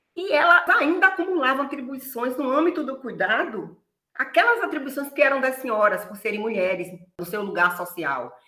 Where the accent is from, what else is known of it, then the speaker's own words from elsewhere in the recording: Feira de Santana, Bahia, Brazil; eu sou natural de Feira de Santana, Bahia, é a cidade onde eu fui criada